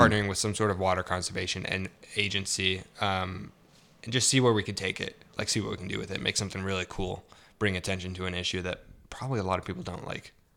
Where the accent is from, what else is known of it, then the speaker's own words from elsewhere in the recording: Salinas, California, United States; moved away; also born or lived in Idaho Falls, Idaho; I grew up in Central California